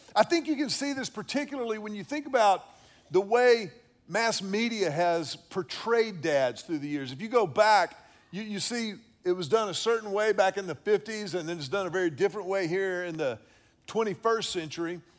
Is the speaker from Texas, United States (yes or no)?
yes; Houston, Texas, United States; I grew up in Houston at Second Baptist Church